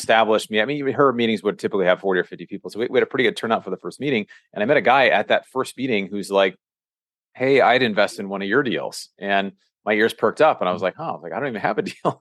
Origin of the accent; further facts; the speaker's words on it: Seattle, Washington, United States; moved away as an adult; now in California, United States; I'm from Seattle